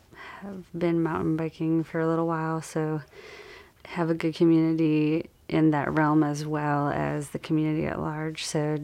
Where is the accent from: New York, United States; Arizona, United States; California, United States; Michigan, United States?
Michigan, United States; Detroit; moved away as an adult; now in Brevard, United States; I'm from the Detroit area originally.